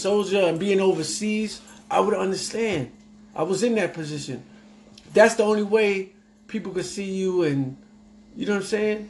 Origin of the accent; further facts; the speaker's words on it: New York, United States; We come from New York.